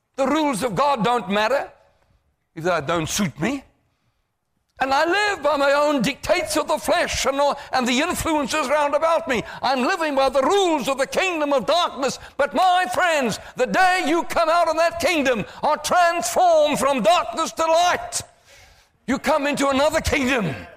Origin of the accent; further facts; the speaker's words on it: South Africa; I come to your country from South Africa